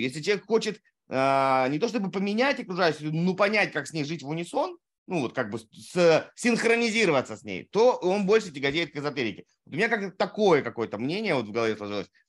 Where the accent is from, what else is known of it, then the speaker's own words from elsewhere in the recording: Saratov, Saratov Oblast, Russia; я из Саратова